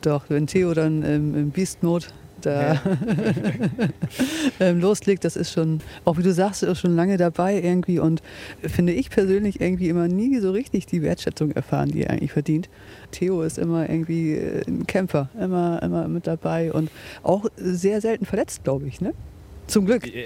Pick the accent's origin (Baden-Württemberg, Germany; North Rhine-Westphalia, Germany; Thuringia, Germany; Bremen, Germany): Bremen, Germany; Bremerhaven; now in Bremen, Germany; ich komme ursprünglich aus Bremerhaven, wohne aber jetzt mittlerweile in Bremen-Asten